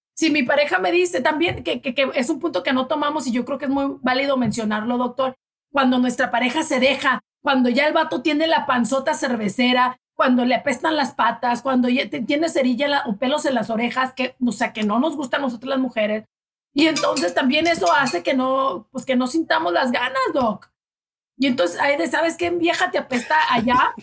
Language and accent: Spanish; Delicias, Chihuahua, Mexico; mexicana de Chihuahua y ay, de delicias de un pueblito chiquito, ciudad chiquita